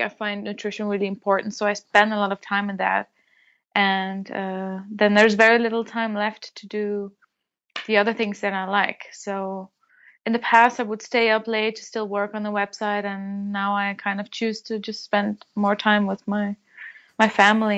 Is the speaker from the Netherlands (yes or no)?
yes; Netherlands; born or raised there